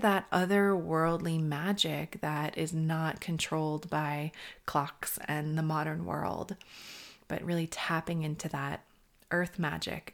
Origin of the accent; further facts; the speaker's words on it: New York, United States; I'm a New Yorker